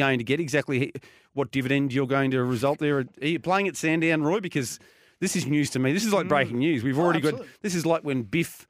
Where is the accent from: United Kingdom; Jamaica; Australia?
Australia; Geelong, Victoria; Geelong, my hometown.